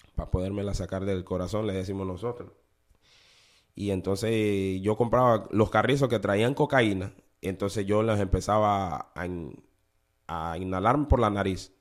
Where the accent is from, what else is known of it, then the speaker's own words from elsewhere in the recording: Honduras; moved away as an adult; also born or lived in Panama City, Panama; now in New Orleans, United States; para mi edad de, los 19, por ahí 20 años, yo, yo salí de Honduras